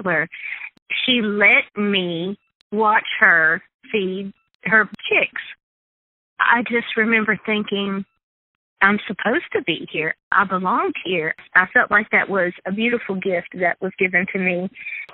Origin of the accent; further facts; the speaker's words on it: southern Mississippi, United States; I grew up in southern Mississippi with plenty of access to forested land.